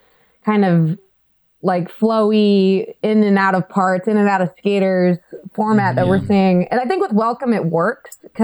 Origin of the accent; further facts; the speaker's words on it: Northern California, United States; I come from Northern California